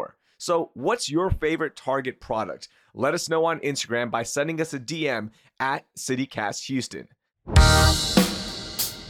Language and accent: English; Pakistan; now in United States; being a Pakistani immigrant